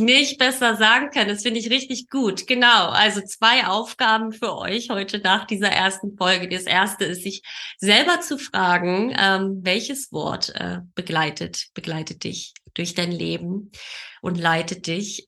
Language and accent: German; Berlin, Germany; geboren und aufgewachsen in Berlin, wohne in Berlin